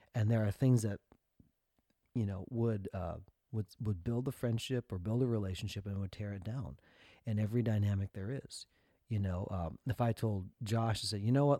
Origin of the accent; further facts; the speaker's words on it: Minnesota, United States; we grew up in Minnesota